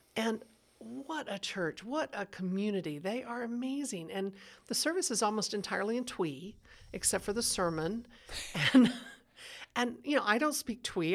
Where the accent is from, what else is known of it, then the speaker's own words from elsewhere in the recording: Texas, United States; now in Denver, United States; I grew up in Texas where the culture was conservative